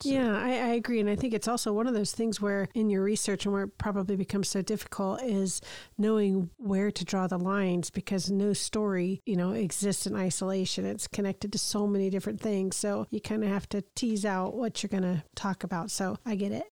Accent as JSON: {"language": "English", "country": "United States", "said": "as an American"}